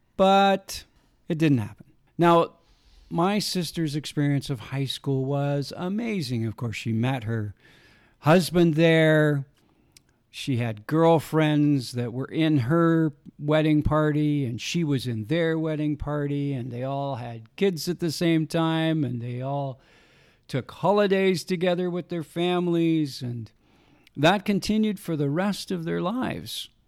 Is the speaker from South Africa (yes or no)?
no; Saskatchewan, Canada; I was raised in Saskatchewan.